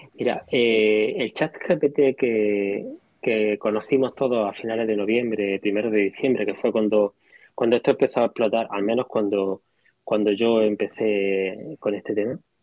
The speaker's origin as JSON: {"language": "Spanish", "town": "Granada", "region": "Andalusia", "country": "Spain", "said": "Yo soy de Granada"}